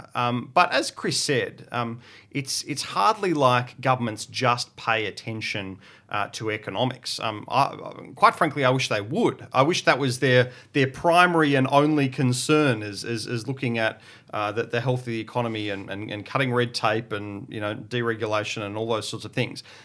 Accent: Portland, Victoria, Australia; I grew up in Portland, um, which is on the southwest coast of Victoria.

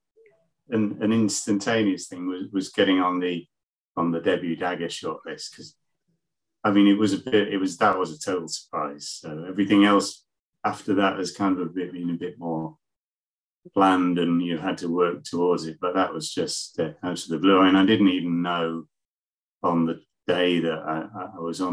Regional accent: Leeds, Yorkshire and the Humber, United Kingdom; moved away; I'm from Leeds, in the middle of the country, and now I'm living down by the coast.

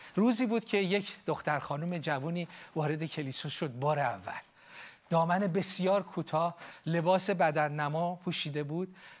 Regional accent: Iran; now in United States; ما ایرانی ها یاد گرفتیم متحد باشیم

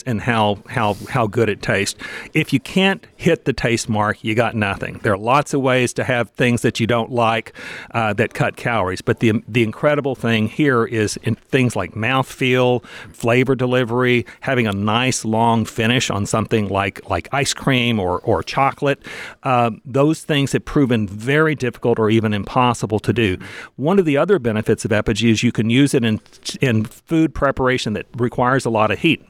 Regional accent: Texas, United States; moved away as an adult; also born or lived in Indiana; now in Indianapolis, United States; I'm from Texas originally, but came to Indiana

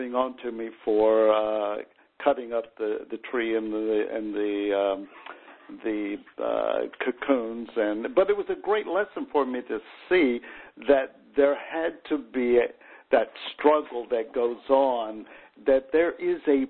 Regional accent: the South, United States; when I was growing up in the South

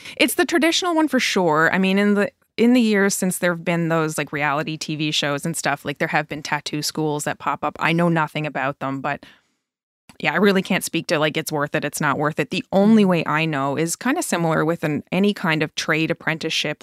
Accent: Newfoundland and Labrador, Canada; moved away as an adult; now in Truro, Canada; And I'm from Newfoundland originally.

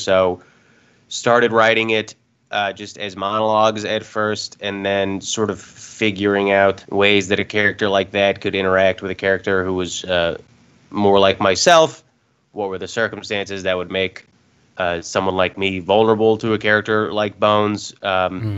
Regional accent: Atlanta, Georgia, United States; moved away as an adult; also born or lived in Los Angeles; now in New York, United States; I'm originally from Atlanta, Georgia, actually. Went to school at USC and then have been living in New York since then

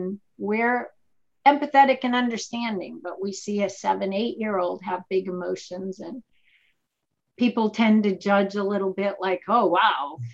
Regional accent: Boston, Massachusetts, United States; moved away; I am from Boston

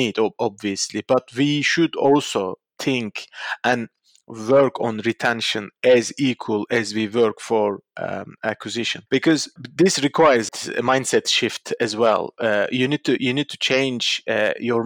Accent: Istanbul, Turkey; moved away; my hometown.

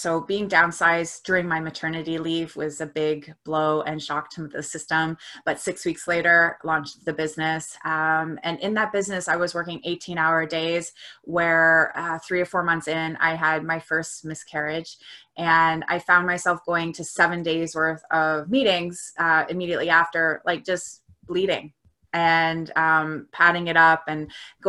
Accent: Canada; So I am a Canadian. I am a 42-year-old woman living outside of Toronto, Canada

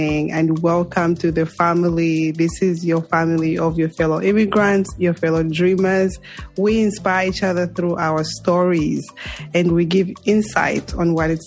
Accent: Zambia; moved away; Zambia, my home country

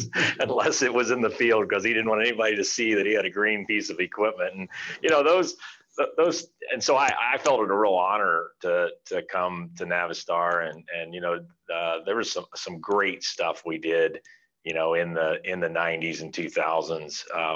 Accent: Ohio, United States; I grew up a farmer in Ohio

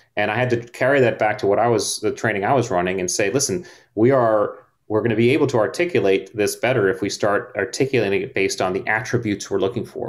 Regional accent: Connecticut, United States; I grew up in Connecticut on the beach

